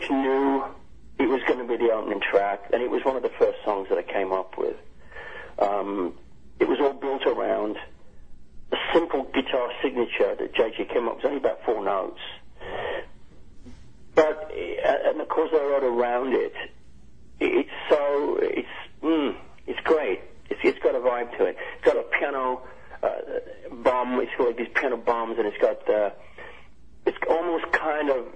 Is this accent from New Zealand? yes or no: no; United Kingdom; I'm British as well